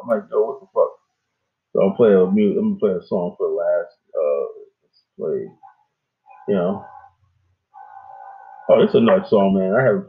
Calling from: Kenya; hey, you know, I'm calling from Kenya, Tariq.

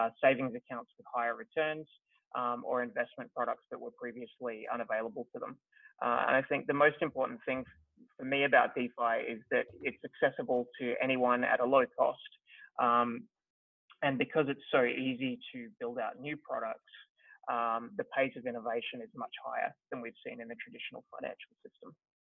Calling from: Melbourne, Victoria, Australia; I am dialing in from Melbourne, Australia.

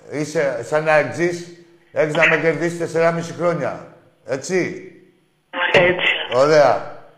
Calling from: Athens, Attica, Greece; από Εξάρχεια.

